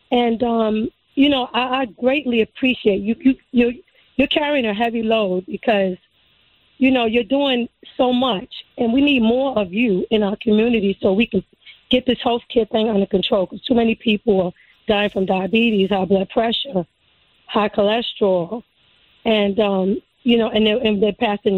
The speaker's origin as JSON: {"language": "English", "town": "New York City", "region": "New York", "country": "United States", "tie": "born or raised there", "said": "I'm born and raised in Brooklyn"}